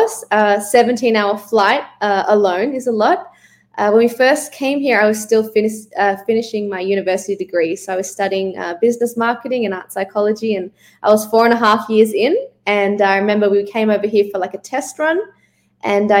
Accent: Melbourne, Victoria, Australia; moved away as an adult; now in Los Angeles, United States; I'm from Melbourne, Australia. I've been living in Los Angeles for the last

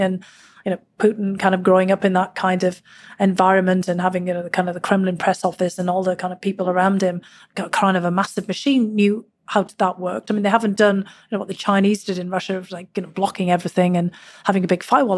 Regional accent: Durham, North East England, United Kingdom; born or raised there; now in United States

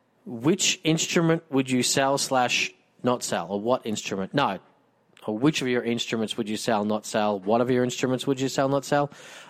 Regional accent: Australia; I'm an Aussie, so I can't pronounce it the way the Americans do.

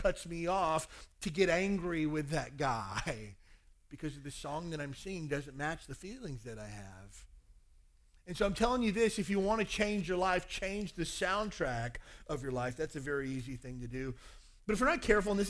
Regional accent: Kentucky, United States; I grew up in Kentucky

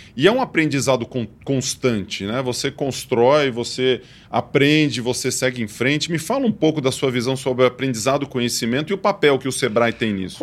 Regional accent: Ituverava, São Paulo, Brazil; eu sou de Tuverava

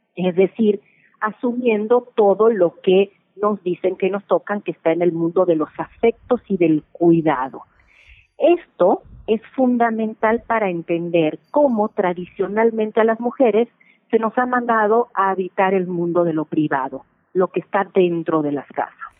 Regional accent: Mexico; mujeres mexicanas, latinas

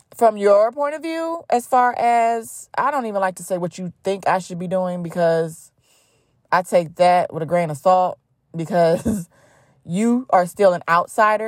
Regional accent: Cleveland, Ohio, United States; I grew up, born and raised in Cleveland, Ohio

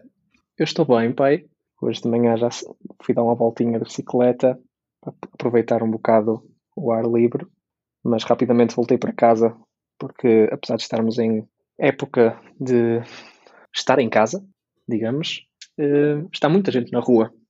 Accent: Braga, Norte, Portugal; also born or lived in Porto; regressar para Braga, apesar de ser a minha cidade natal

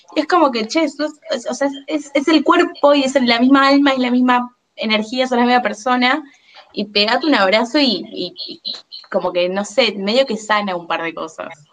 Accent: Buenos Aires, Argentina; yo soy porteña, vivo en Buenos Aires Capital

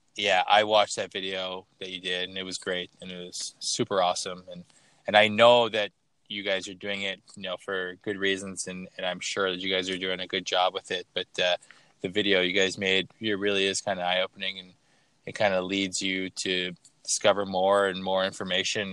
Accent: Toronto, Ontario, Canada; I'm from Toronto

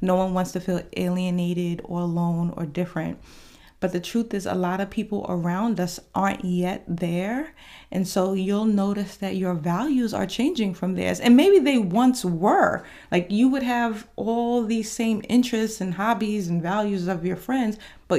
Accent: New York, United States; now in Georgia, United States; I am from New York

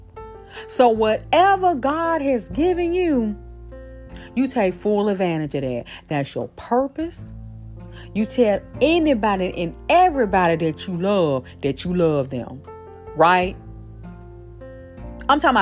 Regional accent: Shreveport, Louisiana, United States; moved away; Shreveport, Louisiana, stand up. That's my hometown

